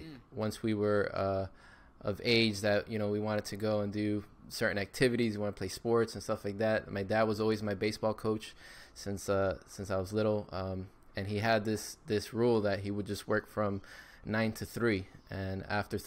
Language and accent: English; Miami, Florida, United States; Born and raised in Miami, Florida